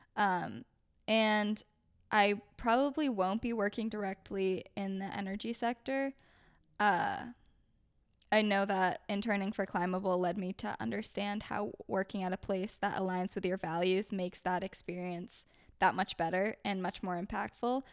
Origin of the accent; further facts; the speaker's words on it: Maine, United States; now in Beverly, United States; I'm originally from Maine